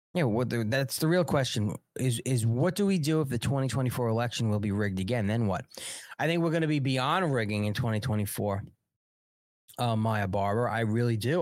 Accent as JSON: {"language": "English", "area": "Long Island", "region": "New York", "country": "United States", "accent": "New York", "said": "I'm from Long Island"}